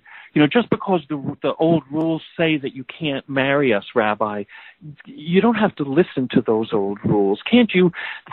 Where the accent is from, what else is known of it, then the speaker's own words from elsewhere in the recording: New Jersey, United States; moved away as an adult; also born or lived in Boston; now in California, United States; having moved away from my family community in New Jersey, I lived in Boston for many years, and now I live in California